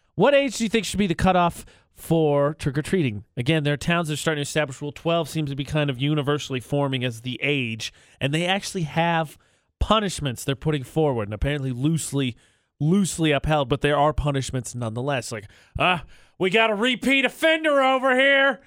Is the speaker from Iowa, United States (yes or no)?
no; Indiana, United States; moved away; I'm from Indiana